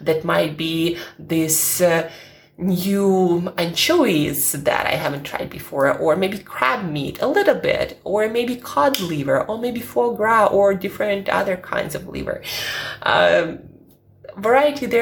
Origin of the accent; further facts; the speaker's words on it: Siberia, Russia; now in London, United Kingdom; I'm from Siberia